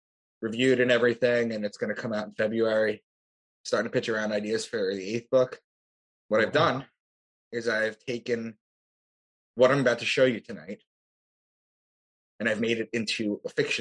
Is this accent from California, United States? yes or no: no; Long Island, New York, United States; also born or lived in Boston; I'm from Long Island. That's where I am right now